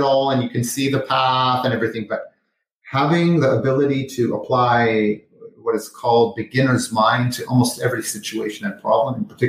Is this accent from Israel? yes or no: yes; Jerusalem, Jerusalem District, Israel; moved away as an adult; also born or lived in Los Angeles; I was born in Jerusalem, Israel, had military service